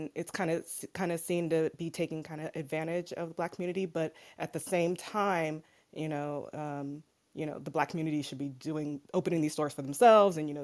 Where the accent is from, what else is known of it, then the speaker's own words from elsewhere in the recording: Oakland, California, United States; I'm from Oakland